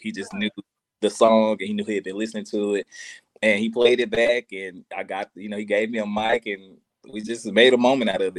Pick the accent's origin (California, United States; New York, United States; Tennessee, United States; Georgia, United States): Tennessee, United States; Memphis; I'm from Memphis